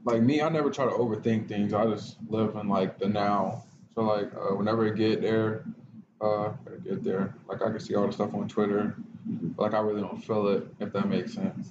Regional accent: Florida, United States; now in Champaign, United States; I'm from Florida

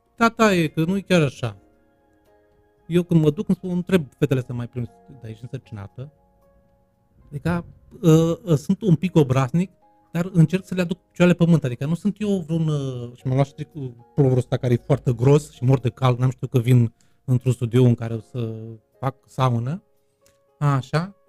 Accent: Bacău, Bacău County, Romania; accent: Moldavian; also born or lived in Bucharest, Romania; now in Târgu Mureș, Romania; Bacăul mi se pare, orașul meu natal, mi se pare străin

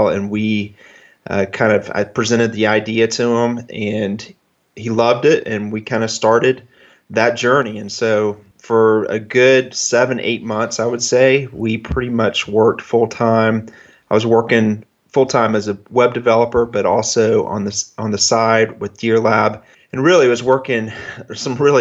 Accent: Jacksonville, Florida, United States; also born or lived in Rochester, New York; I'm from Jacksonville, Florida. And so I'm in an area that doesn't have great deer compared to most of your guests. But I've lived here

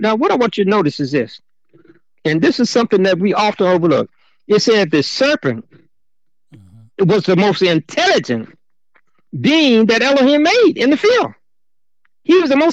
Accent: Chicago, Illinois, United States; when I was growing up in Chicago, I came out of Cabrini Green

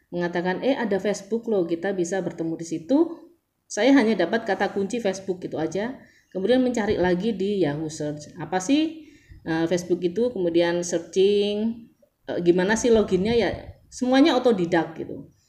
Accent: Surabaya, East Java, Indonesia; bayangkan jadi saya dari Surabaya yang nol botol nggak ngerti digital marketing nggak ngerti uh, how to sell online atau gimana

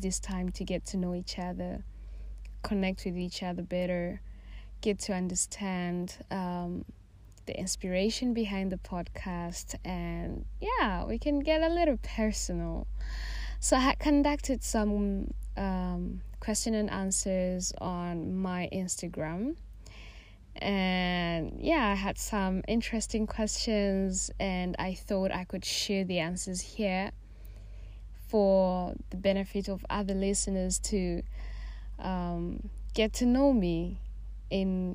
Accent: Tanzania; moved away as an adult; I am Tanzanian. I was born and raised in Tanzania

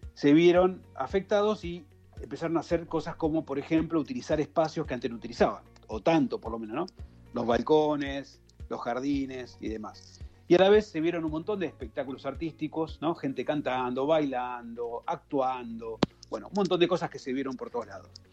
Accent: Argentina

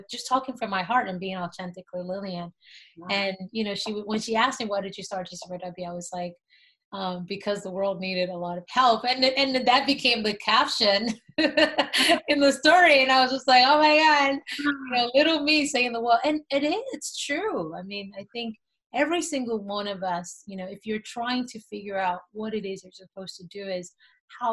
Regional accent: Nigeria; I grew up in Nigeria

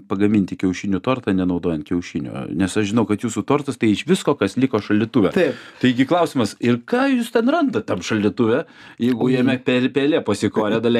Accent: Lithuania; aš gi lietuvis

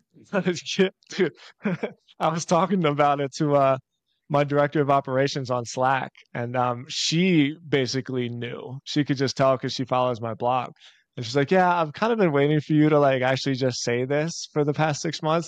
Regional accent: Philadelphia, Pennsylvania, United States; I'm born and raised in Philly

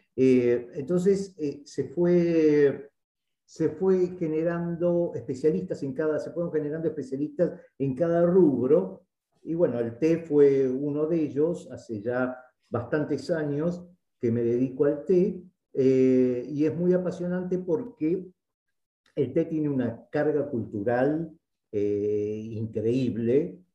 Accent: Argentina

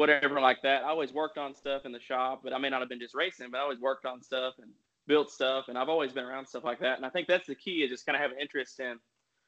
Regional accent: Arkansas, United States; I'm from Arkansas, so everybody likes to hunt

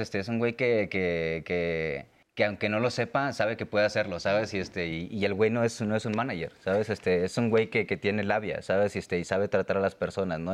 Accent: Monterrey, Nuevo León, Mexico; moved away as an adult; now in Mexico City, Mexico; Yo vivía en Monterrey, soy de Monterrey

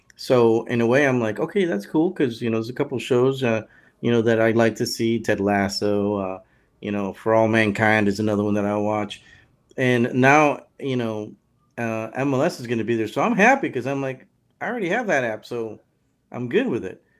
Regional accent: California, United States; I'm from California

